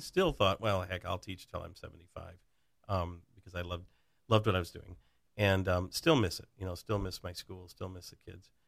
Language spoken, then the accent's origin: English; Plainwell, Michigan, United States; also born or lived in Lake Orion, Michigan; I grew up in a little town called Plainwell, Michigan